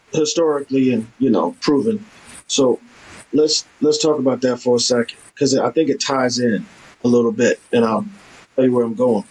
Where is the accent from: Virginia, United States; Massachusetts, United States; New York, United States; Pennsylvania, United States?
New York, United States; New York City; I'm from Harlem